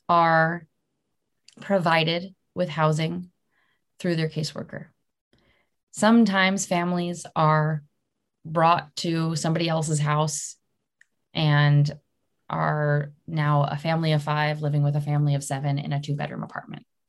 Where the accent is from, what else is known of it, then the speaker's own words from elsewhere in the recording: Maryland, United States; moved away; I'm from Maryland